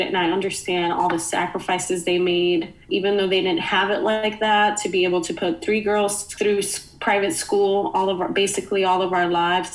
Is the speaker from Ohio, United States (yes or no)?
no; New York City, New York, United States; moved away as an adult; now in Philadelphia, United States; me growing up in the Bronx